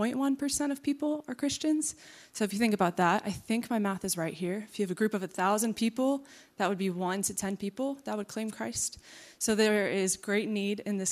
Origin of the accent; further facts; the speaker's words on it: Wichita, Kansas, United States; now in Manhattan, United States; I'm originally from the Wichita area, but now call Manhattan a home